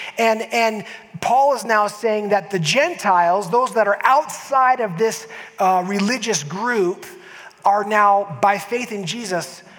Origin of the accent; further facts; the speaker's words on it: San Diego, California, United States; moved away as an adult; also born or lived in Nebraska; now in Utah, United States; I was raised in San Diego, but I was born in Nebraska